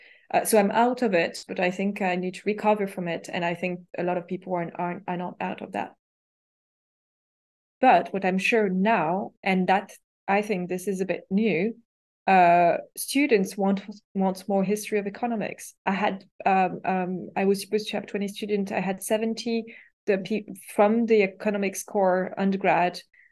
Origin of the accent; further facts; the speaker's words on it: Paris, Île-de-France, France; English is a second language; because I was raised in academia in Paris, where the only hierarchical rule was like, you have a PhD, you don't have a PhD.